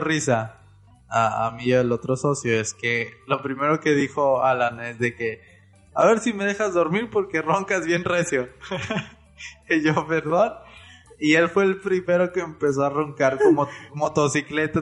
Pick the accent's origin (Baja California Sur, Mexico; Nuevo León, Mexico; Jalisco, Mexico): Nuevo León, Mexico; Monterrey; Nosotros somos de Monterrey